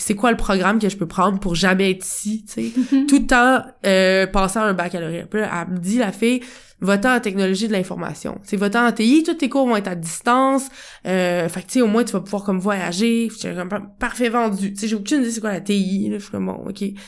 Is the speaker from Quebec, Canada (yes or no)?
yes; Quebec City, Quebec, Canada; moved away as an adult; also born or lived in Portugal; now in Montreal, Canada; je reviens à Québec, à ma ville natale